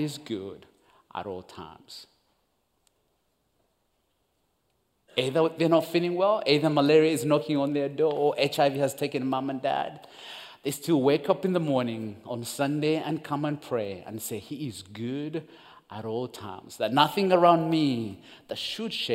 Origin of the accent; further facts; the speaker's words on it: Uganda; English is a second language; also born or lived in Rwanda; I'm born and raised in Uganda